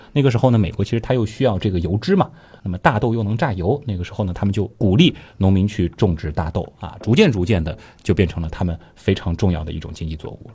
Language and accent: Chinese; Shanghai, China; 我们从小生活在上海